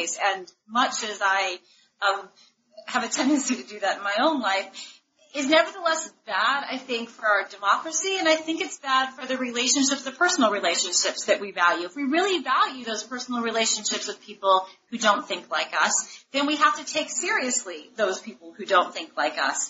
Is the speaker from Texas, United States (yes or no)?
no; St. Louis, Missouri, United States; now in Washington, D.C., United States; I'm from St. Louis, and I live in Washington, D.C.